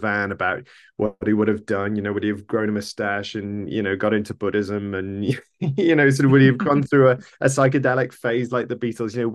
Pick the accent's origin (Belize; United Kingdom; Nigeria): United Kingdom; Carlisle, North West England; I'm from Carlisle originally rather than Texas